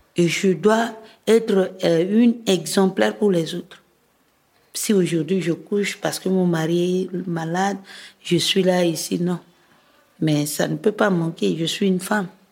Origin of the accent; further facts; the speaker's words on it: Bouca, Ouham, Central African Republic; now in Bangui, Central African Republic; dans mon village natal qui est Bouka. C'est dans la préfecture de Loam